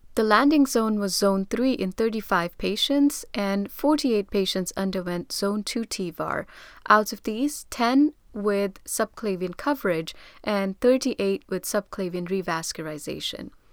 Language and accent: English; India; I'm from India